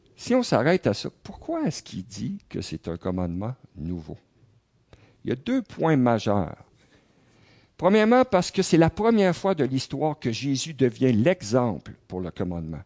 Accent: Quebec, Canada; en tant que Québécois, en tant que Canadien

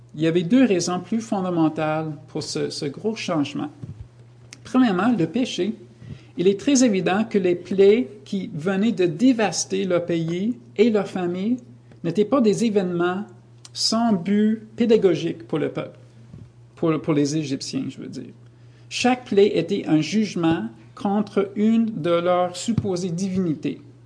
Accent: United States; now in Canada; je viens des États-Unis

